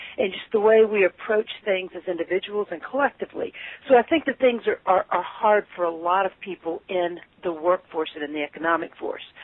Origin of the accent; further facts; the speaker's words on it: Lexington, Kentucky, United States; now in Cincinnati, United States; I'm from Lexington, Kentucky, but I've lived okay. in Cincinnati